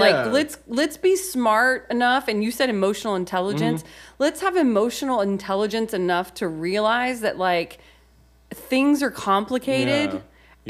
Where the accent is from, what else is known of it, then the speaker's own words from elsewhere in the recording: Texas, United States; And I was like, no, I'm just from Texas. Like, if you met my family, you'd be stunned, you know?